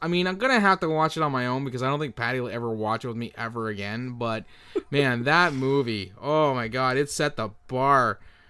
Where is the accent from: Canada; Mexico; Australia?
Canada; Well, we're Canadian.